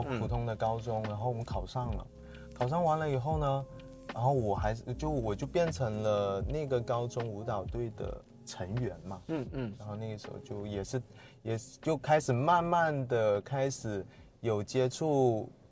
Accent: Sanya, Hainan, China; 我是三亚人

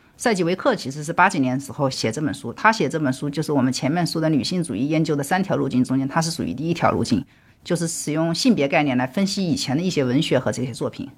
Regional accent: Southwest China, China; 我作为一个出生在中国西南地区的人

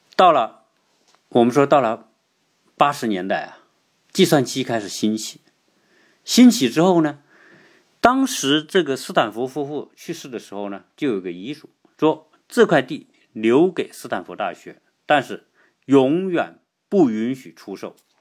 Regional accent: China; 我们中国人用的是中国某

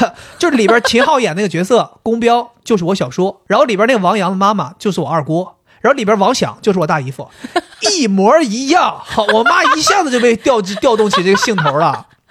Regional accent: Dalian, Liaoning, China; 土生土长东北人

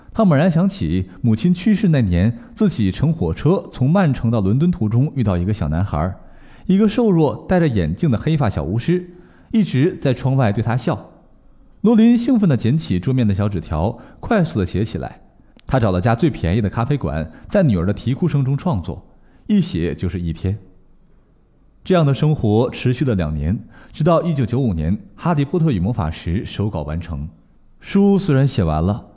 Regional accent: China; 我们中国人

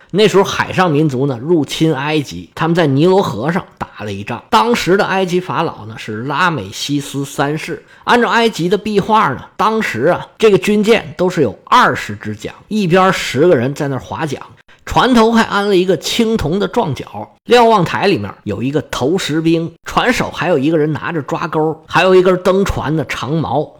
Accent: China

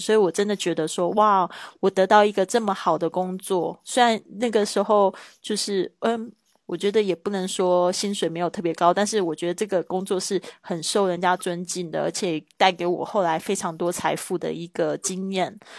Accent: Taiwan; moved away as an adult; now in Spain; 来自台湾

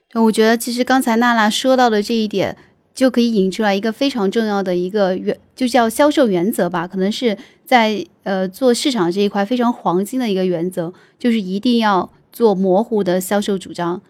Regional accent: Sichuan, China; accent: Sichuanese; 用我们四川话来说

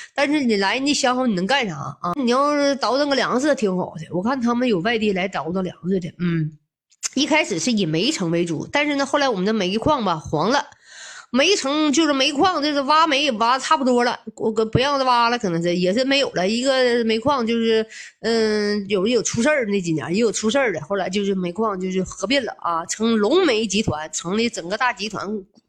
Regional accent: Hegang, Heilongjiang, China; 俺是土生土长的鹤岗人儿

